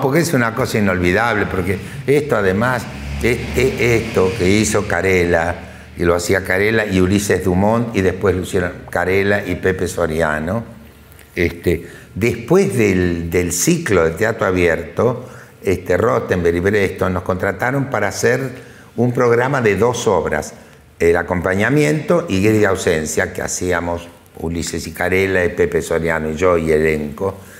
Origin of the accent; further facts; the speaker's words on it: Argentina; yo soy un ciudadano argentino